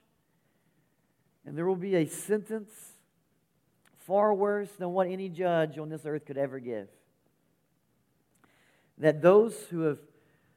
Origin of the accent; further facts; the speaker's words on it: West Virginia, United States; So West Virginia, sir